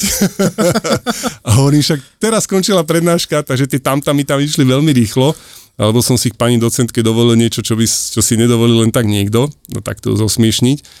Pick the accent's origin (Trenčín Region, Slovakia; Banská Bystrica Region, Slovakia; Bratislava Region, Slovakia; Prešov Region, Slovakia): Bratislava Region, Slovakia; Bratislava; moved away as an adult; also born or lived in Košice; je počuť, že som z Bratislavy